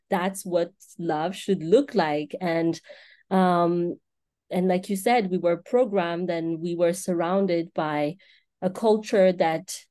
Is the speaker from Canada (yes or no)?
no; Madagascar; moved away as an adult; now in United States; seven, seven, eight years ago uh, when I uh, moved to the United States. So I grew up all my life in Madagascar and uh, I came here